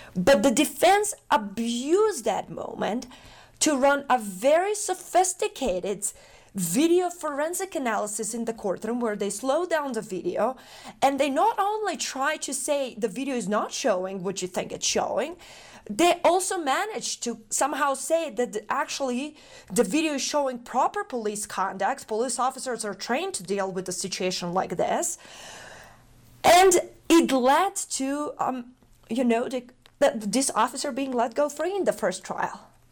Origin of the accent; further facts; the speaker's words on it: North Macedonia; moved away; I'm originally from Macedonia. I was born in a country that right now exists as a museum in Belgrade. I was born in the former Yugoslavia. my childhood, my upbringing, uh, was marked by, um, the wars